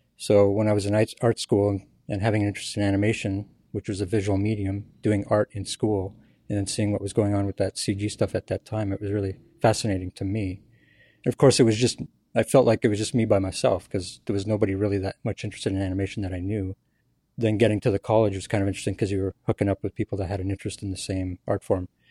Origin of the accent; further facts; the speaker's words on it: Ottawa, Ontario, Canada; I'm from Ottawa, Canada